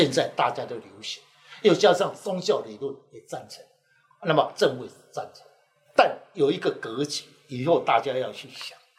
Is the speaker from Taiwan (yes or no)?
yes; Yunlin County, Taiwan; 我是云林人，我家里人，对不起，我爸爸妈妈就在台北了。